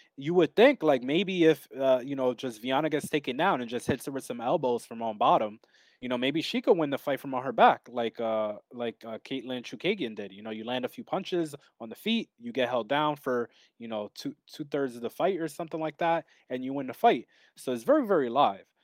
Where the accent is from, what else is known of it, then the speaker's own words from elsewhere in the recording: New York, United States; I'm from New York